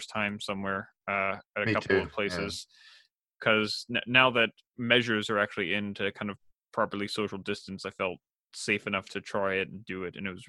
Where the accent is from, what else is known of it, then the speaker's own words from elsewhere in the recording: a town not far from Orcas Island, Washington, United States; my hometown is not that far from it, which was a very conservative town